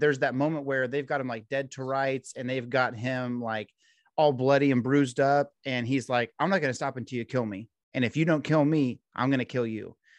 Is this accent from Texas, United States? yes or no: yes; Texas, United States; in Texas, you grow up